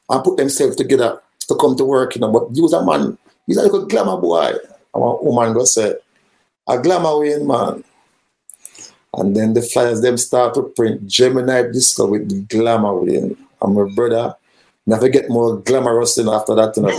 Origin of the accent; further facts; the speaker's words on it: Kingston, Jamaica; we are from Kingston 13.